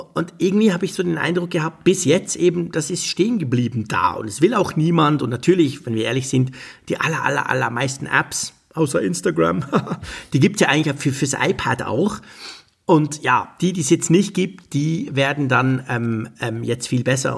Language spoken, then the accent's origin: German; Switzerland; als Schweizer